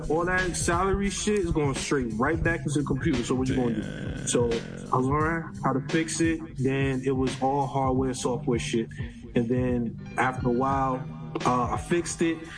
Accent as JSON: {"language": "English", "town": "New York City", "region": "New York", "country": "United States", "tie": "born or raised there", "also_born_or_lived": "Rosedale, Queens", "said": "I'm originally from Brooklyn, New York, born and raised. Um, Kings County, Maimonides Hospital. Okay. Grew up majority in uh, Rosedale, Queens, and between Brooklyn"}